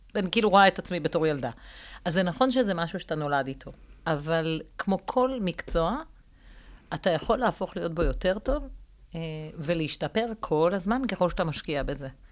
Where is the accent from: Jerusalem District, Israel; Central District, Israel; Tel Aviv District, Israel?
Central District, Israel; Rishon LeZion; גדלתי בראשון